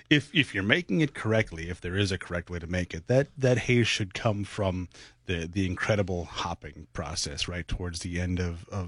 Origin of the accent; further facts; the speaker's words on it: New England, United States; now in Minnesota, United States; I'm from New England.